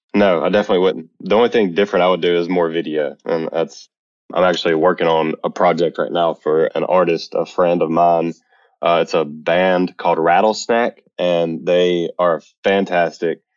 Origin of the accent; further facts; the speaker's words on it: Eupora, Mississippi, United States; now in Birmingham, United States; I'm from Mississippi, a very small town called Eupora, Mississippi, actually. But I currently live in Birmingham, Alabama, in the United States